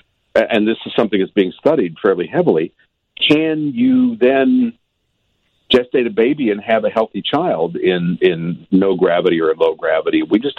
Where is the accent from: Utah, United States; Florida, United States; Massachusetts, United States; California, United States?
California, United States; Los Angeles; Los Angeles, my hometown